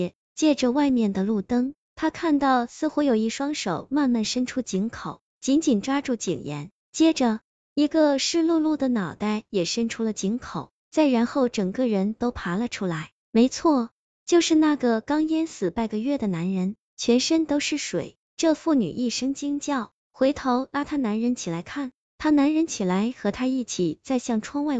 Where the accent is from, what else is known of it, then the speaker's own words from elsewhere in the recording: Pucheng, Shaanxi, China; moved away; 水井在我们老家县城内有一口很有年代的古井，清水井。